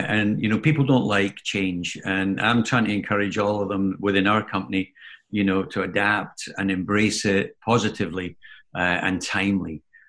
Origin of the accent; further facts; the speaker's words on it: Scotland, United Kingdom; I'm Scottish. I say poem.